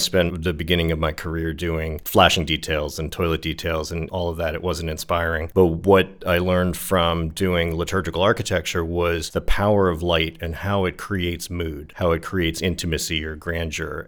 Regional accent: New Jersey, United States; moved away; also born or lived in New York / Los Angeles; Living in New York, growing up in New Jersey, living in Los Angeles

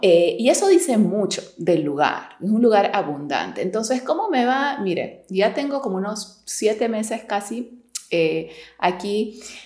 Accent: Peru; moved away as an adult; also born or lived in New York, United States; now in Miami, United States; yo soy de Perú, me mudé a Nueva York a estudiar.

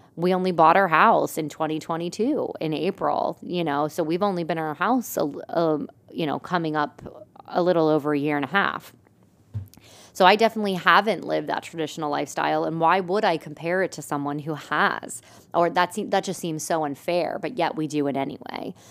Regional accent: Lebanon, Pennsylvania, United States; now in Lancaster, United States; my hometown, like Lebanon's a little bit of a smaller area, and that's where like some of my family's from

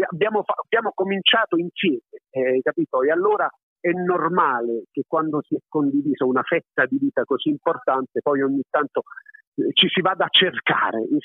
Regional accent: Apulia, Italy; also born or lived in Naples, Italy; io sono campano d'adozione, sono nato a Napoli e ti dico la verità, adesso che ho un po' più di sei anni e vivo in Puglia ormai da lustri, lustri e lustri

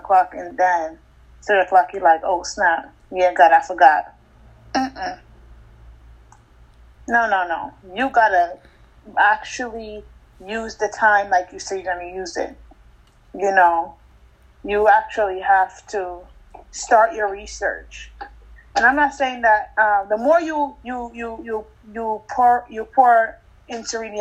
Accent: Jamaica; now in United States; I grew up in Jamaica with my grandma, grandparents

